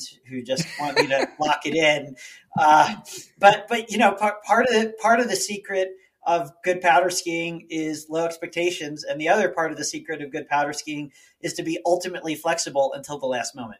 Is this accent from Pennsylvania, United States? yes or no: yes; outside of Philadelphia, Pennsylvania, United States; moved away as an adult; also born or lived in Boulder, Colorado; now in Colorado, United States; I grew up outside of Philadelphia